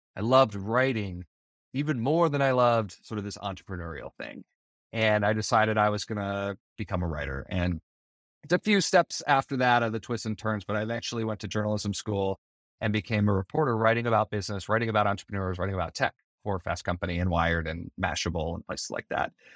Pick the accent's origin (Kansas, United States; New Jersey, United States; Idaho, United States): Idaho, United States; Bonneville County; I grew up in Idaho, in uh, kind of outside of a small town. I grew up in Bonneville County